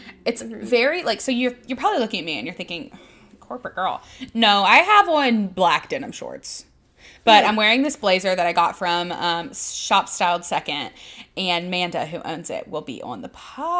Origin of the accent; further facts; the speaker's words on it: Birmingham, Alabama, United States; I'm from Birmingham, Alabama.